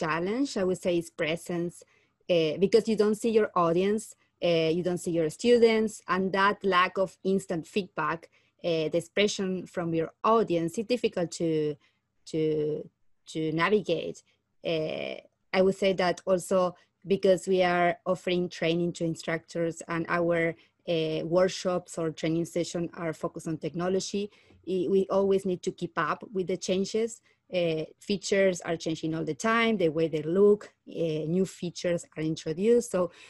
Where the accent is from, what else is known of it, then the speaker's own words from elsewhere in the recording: Argentina; moved away as an adult; now in Calgary, Canada; I'm a Learning Technology Specialist at the Taylor Institute for Teaching and Learning. I'm originally from Argentina.